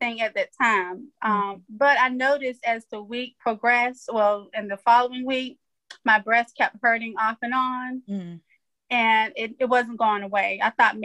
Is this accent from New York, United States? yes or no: no; Gaston, North Carolina, United States; I'm from a small town of Gaston, North Carolina